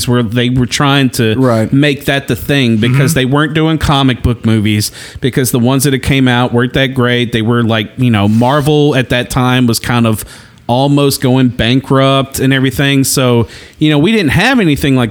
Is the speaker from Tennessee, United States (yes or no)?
yes; Nashville, Tennessee, United States; I'm like the worst fisher in the South, and I was born in Nashville.